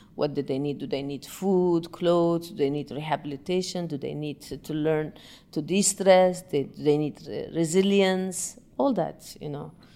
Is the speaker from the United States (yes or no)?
no; Yemen; moved away; I'm originally from Yemen